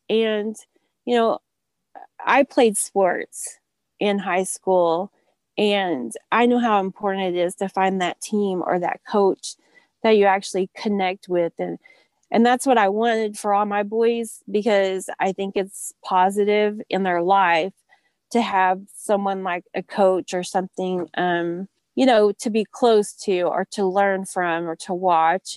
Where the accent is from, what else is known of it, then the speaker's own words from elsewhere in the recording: Oklahoma, United States; moved away as an adult; now in Texas, United States; I'm actually from Oklahoma and we moved to a little town in Texas about seven years ago